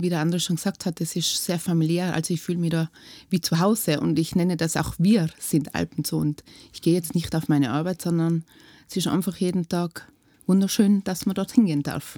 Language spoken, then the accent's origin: German; Lechtal, Tyrol, Austria; Aus dem Lechtal